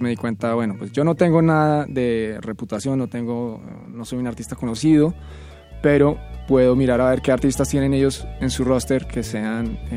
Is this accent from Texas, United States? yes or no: no; Florida, United States; also born or lived in Bogotá, Colombia; Entonces crecí más que todo en Florida, eh, cerca de Miami.